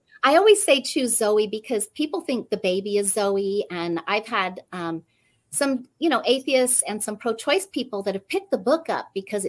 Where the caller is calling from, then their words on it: Fairfield, California, United States; Fairfield, California.